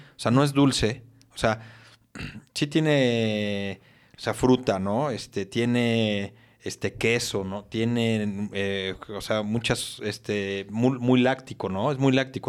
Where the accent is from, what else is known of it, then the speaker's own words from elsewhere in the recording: Mexico; como mexicanos tenemos la responsabilidad de, comer un buen chile en nogada